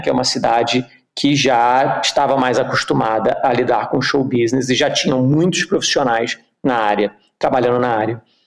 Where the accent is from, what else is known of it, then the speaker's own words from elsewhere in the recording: Rio de Janeiro, Brazil; moved away; also born or lived in Geneva / Curitiba; Eu sou carioca, eu cresci no Rio de Janeiro